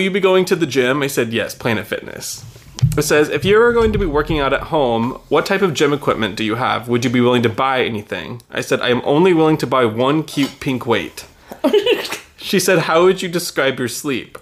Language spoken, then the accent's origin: English; Texas, United States; I'm from Texas